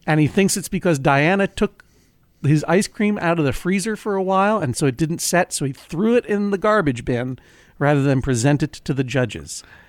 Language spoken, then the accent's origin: English; Brookline, Massachusetts, United States; my hometown of Brookline, Massachusetts